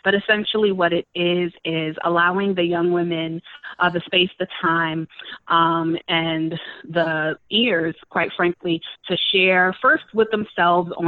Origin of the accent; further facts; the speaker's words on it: New York City, New York, United States; They're wonderful places. I call them home. You know, those, that's my hometown.